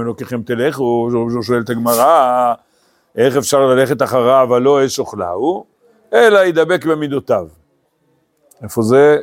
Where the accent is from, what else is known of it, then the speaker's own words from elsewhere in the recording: Eli, West Bank, Israel; also born or lived in Hispin; אני גדלתי בעלי, אתם יודעים, לפני עלי הגענו בחיספין